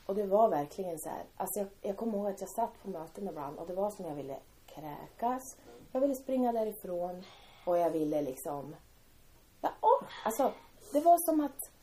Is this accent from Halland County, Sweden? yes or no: no; Timrå, Västernorrland County, Sweden; vi växte upp i Timrå.